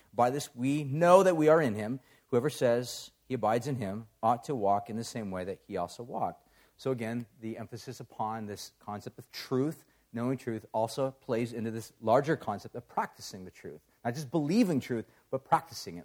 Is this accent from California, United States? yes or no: yes; Huntington Beach, California, United States; I grew up in Orange County, so I grew up in Huntington Beach